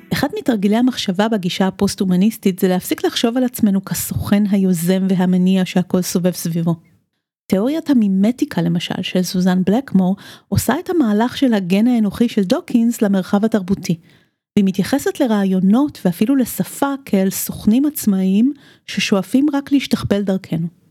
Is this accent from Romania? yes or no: yes; Romania; moved away; אני גדלתי בשנות ה-70 ברומניה